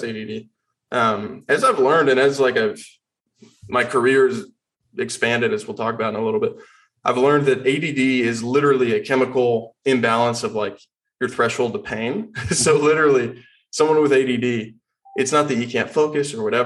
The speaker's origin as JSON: {"language": "English", "town": "Austin", "region": "Texas", "country": "United States", "tie": "born or raised there", "said": "I was born and raised in Austin, Texas"}